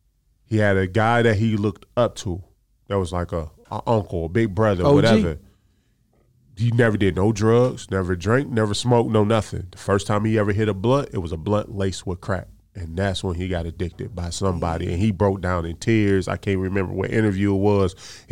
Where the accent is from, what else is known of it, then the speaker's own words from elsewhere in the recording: Detroit, Michigan, United States; I'm from Detroit, man. I'm gonna represent for the whole team.